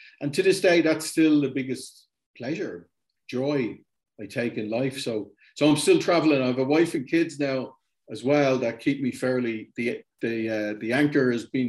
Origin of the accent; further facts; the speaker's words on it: Dublin, Leinster, Ireland; also born or lived in Germany; now in Tipperary, Ireland; I was born in Ireland, not in Tipperary where I am now. I was born in Dublin.